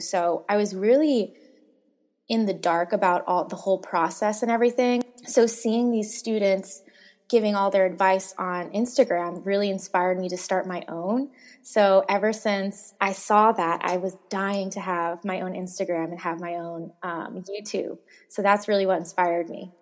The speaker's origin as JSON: {"language": "English", "town": "Boston", "region": "Massachusetts", "country": "United States", "said": "I'm from Boston and I loved Boston"}